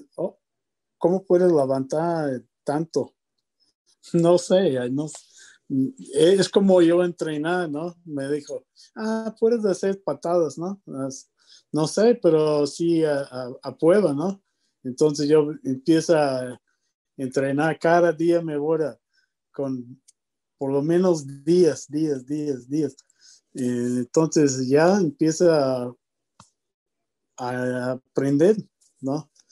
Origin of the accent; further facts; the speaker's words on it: Lubbock, Texas, United States; Spanish is a second language; moved away; also born or lived in Mexico / Puerto Rico; cuando yo estoy niño en Lubbock, ¿no? Yo nací en Lubbock, Texas